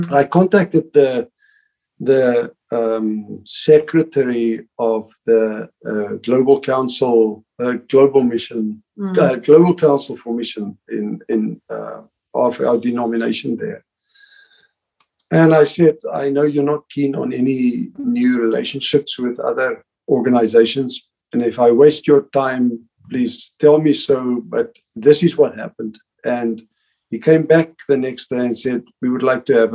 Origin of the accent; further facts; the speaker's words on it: South Africa; also born or lived in Ireland; now in Russia; I'm from South Africa